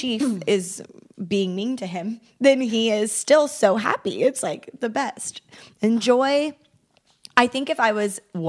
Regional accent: Kansas City, United States; I'm from Kansas City

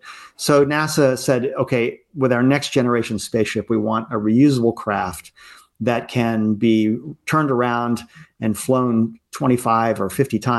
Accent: Baltimore, Maryland, United States; But in my case, I was growing up in Baltimore, Maryland, in the mid-Atlantic here, and I was a Cub Scout

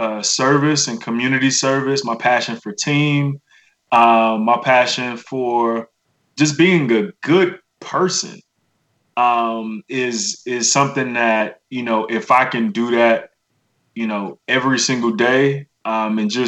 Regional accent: Miami, Florida, United States; I'm from Miami. My grandmother has Southern roots. I was raised by my grandmother and uncle in a village of church folk.

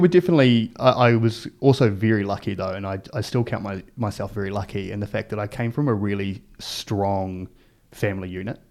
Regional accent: Palmerston North, Manawatū-Whanganui, New Zealand; also born or lived in Hastings, New Zealand; I was about seven years old, uh, we moved as a family to Palmerston North

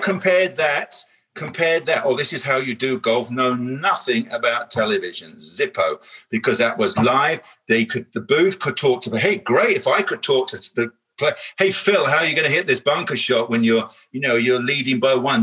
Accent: United Kingdom; I'm British

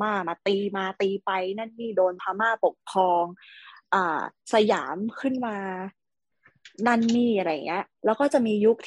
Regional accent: Chiang Mai, Thailand; ตอนเด็กๆเรา โตที่เชียงใหม่

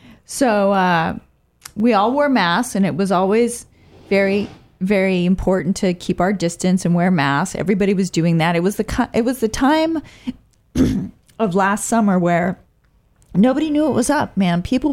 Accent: Bay Area, California, United States; also born or lived in Oakland; I'm from the Bay Area, actually, and I've been living in Oakland for the past 9 years.

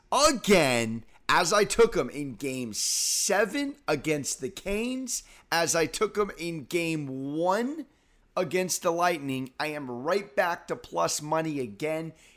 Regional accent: San Diego, California, United States; now in New York, United States; I'm from San Diego.

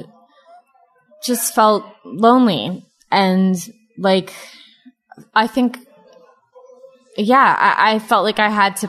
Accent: Southern California, United States; moved away as an adult; growing up in Southern California, it's basically nice all the time.

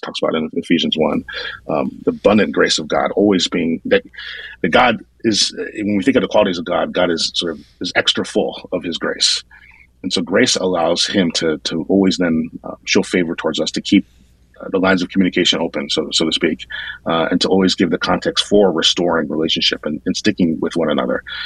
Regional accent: northern New Jersey, United States; moved away as an adult; also born or lived in Brooklyn, New York; now in Phoenix, United States; I was born in Brooklyn, but then I really grew up in northern Jersey, so like maybe a half hour outside the city.

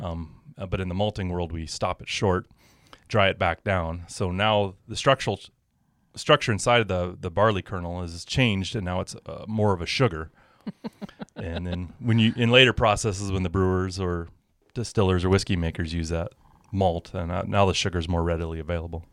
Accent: Power, Montana, United States; I was a farm kid growing up in Power

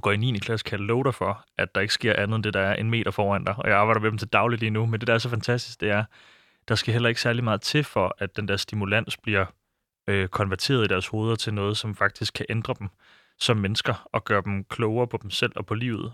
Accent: Silkeborg, Central Denmark Region, Denmark; den by, hvor jeg voksede op i Silkeborg

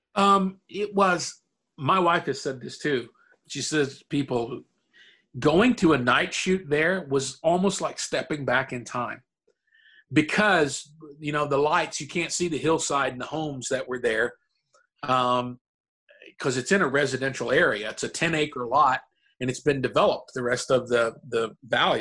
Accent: Murray, Kentucky, United States; moved away; my hometown in Murray, Kentucky

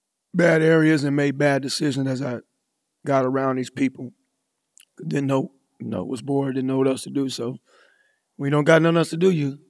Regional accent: Fort Worth, Texas, United States; also born or lived in Colorado; I grew up here in Fort Worth.

